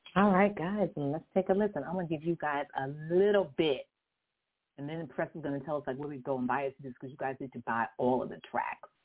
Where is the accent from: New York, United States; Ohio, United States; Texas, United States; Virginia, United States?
Texas, United States; Houston; accent: southern; also born or lived in LaGrange, Texas; now in California, United States; I'm a southern girl, gal. I'm not I'm not originally I'm not native to California, honestly, I'm not. I'm originally from Houston. Born in LaGrange.